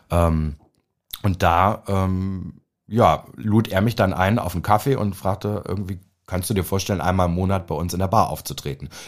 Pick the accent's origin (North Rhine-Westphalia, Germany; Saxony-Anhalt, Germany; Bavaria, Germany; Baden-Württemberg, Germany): Saxony-Anhalt, Germany; Naumburg; Also ich komme aus Naumburg an der Saale. Ja, das es kennt keine Sau.